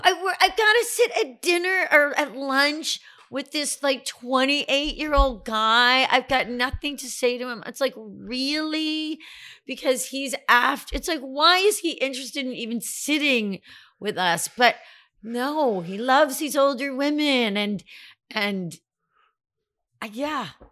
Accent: Glastonbury, Connecticut, United States; I grew up in a town called Glastonbury

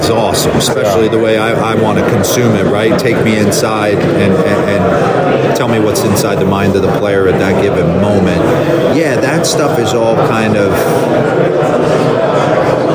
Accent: Northeast, United States; I grew up in the Northeast, 7 o'clock, I'm watching the Yanks

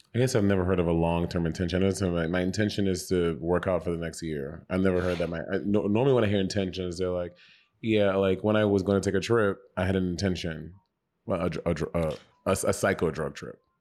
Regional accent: St. Lucia; also born or lived in New York; now in Los Angeles, United States; When I grew up with dogs in St. Lucia

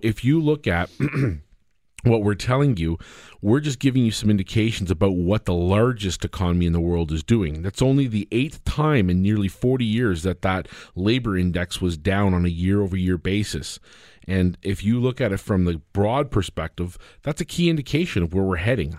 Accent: Canada; As a Canadian

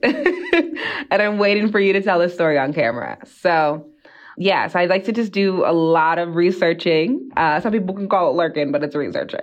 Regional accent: East Coast, United States; now in Utah, United States; I'm from the East Coast.

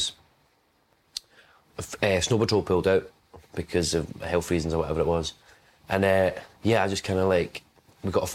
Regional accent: West Lothian, Scotland, United Kingdom; also born or lived in Glasgow; I was born in Glasgow. So I was born, like, I'd say 10 minutes from there. I lived there for, like, 4 years. Then I moved out to a place called West Lothian, which is, like, closer to Edinburgh

